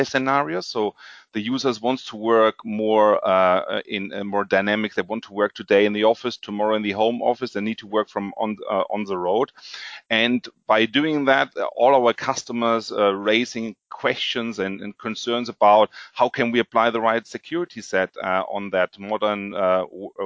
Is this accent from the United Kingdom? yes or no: no; Germany; also born or lived in Frankfurt, Germany; I'm from Germany